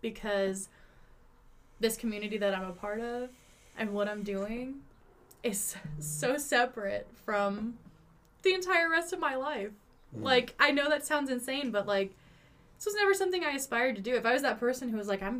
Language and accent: English; Tulsa, Oklahoma, United States; also born or lived in Sapulpa; I am from Tulsa. Okay. Like, Tulsa area. I went to Sepulpa High School